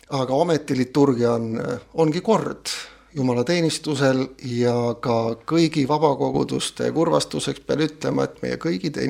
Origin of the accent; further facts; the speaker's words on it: Kohila, Rapla County, Estonia; also born or lived in Pärnu; now in Viljandi, Estonia; mina sündisin pastori peres Pärnu metodisti koguduse keskel, sealt kolisime Kohilasse, usule tulin Kohila baptisti koguduses